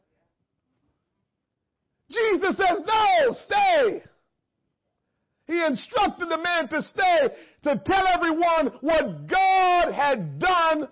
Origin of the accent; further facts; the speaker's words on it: Jamaica; growing up in Jamaica